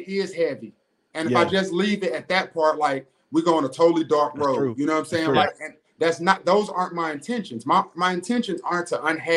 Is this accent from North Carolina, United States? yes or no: yes; Greensboro, North Carolina, United States; the Magnolia House in Greensboro that is right up the street from where I grew up in Cumberland Courts.